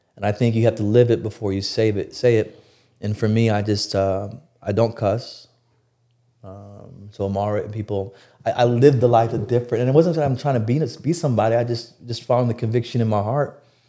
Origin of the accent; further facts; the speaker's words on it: Plano, Texas, United States; also born or lived in Binghamton, New York; here in Plano.